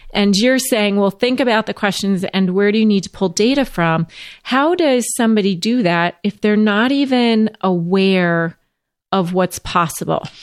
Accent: St. Louis, Missouri, United States; I was born in St. Louis.

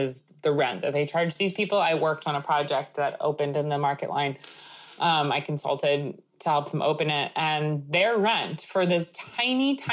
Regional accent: Long Island, New York, United States; That's what I grew up eating because in Long Island, there's like so much Greek food.

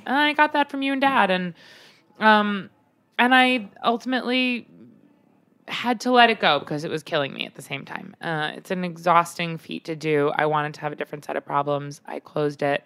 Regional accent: Long Island, New York, United States; I grew up on Long Island

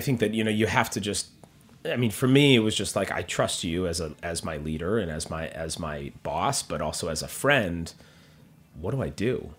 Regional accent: Minneapolis, Minnesota, United States; moved away as an adult; also born or lived in Los Angeles / New York; now in Minneapolis, United States; I was actually born in L A, but grew up in Minneapolis.

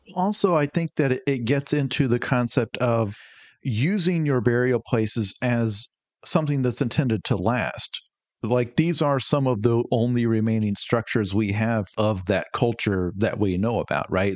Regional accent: United States; as an American

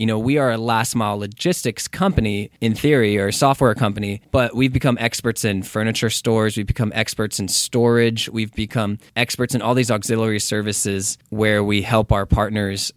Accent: Texas, United States; moved away as an adult; now in Los Angeles, United States; I'm from Texas.

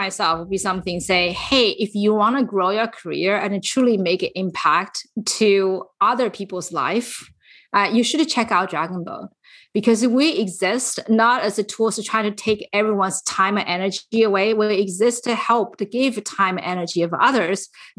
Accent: San Francisco, California, United States; I am from the San Francisco Bay Area, and you are listening to Women in Tech.

